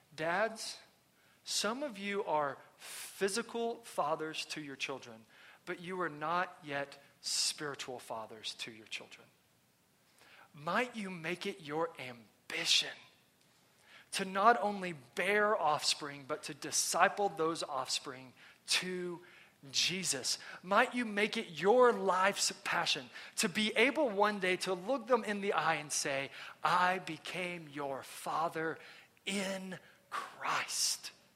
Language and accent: English; Texas, United States; moved away; I'm from Texas.